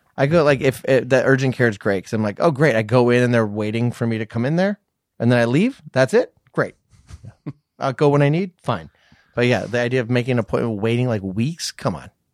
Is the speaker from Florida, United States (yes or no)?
no; Virginia, United States; moved away; also born or lived in Orange County, California; I'm from Virginia